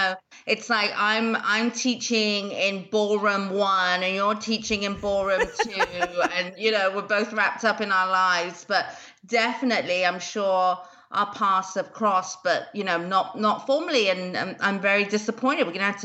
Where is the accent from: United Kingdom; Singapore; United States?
United Kingdom; whether I'm Australian, South African, American or British. I am a Brit and have been in the industry for 25 years.